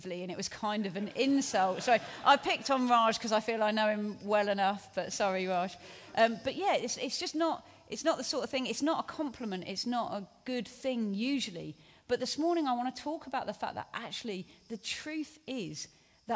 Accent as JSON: {"language": "English", "town": "Hastings", "region": "South East England", "country": "United Kingdom", "tie": "born or raised there", "said": "I grew up in Hastings on the South Coast"}